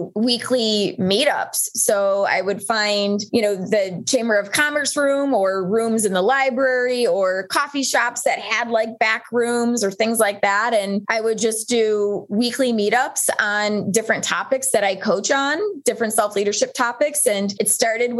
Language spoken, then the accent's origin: English; Buffalo, New York, United States; moved away as an adult; also born or lived in Colorado; I'm originally from Buffalo, New York, and had moved to Colorado once I resigned from teaching